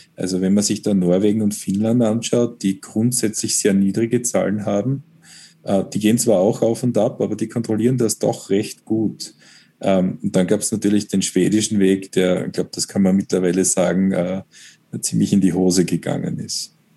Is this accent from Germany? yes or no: no; Styria, Austria; als Steirer